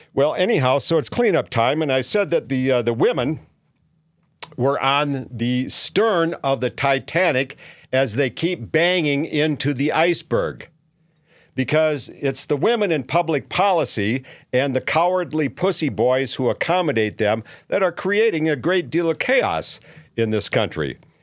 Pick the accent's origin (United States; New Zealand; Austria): United States; Minneapolis, Minnesota; now in Saint George, United States; I'm from Minneapolis